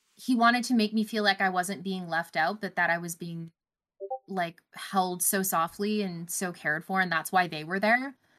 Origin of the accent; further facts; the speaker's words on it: Canada; I don't traditionally celebrate as a Canadian